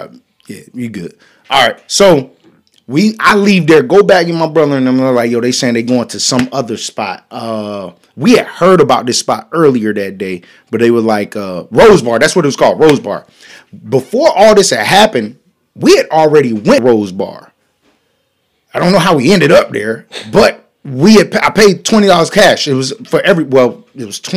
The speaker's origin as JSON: {"language": "English", "region": "North Carolina", "country": "United States", "said": "I'm from North Carolina"}